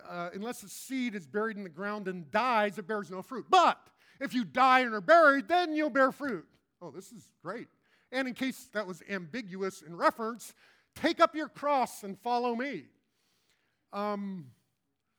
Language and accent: English; Colorado, United States; moved away; I grew up in Colorado, and my kids actually now live in Denver